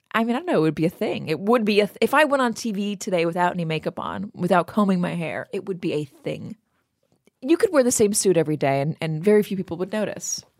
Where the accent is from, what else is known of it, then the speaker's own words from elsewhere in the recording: Los Angeles, California, United States; I'm from Los Angeles.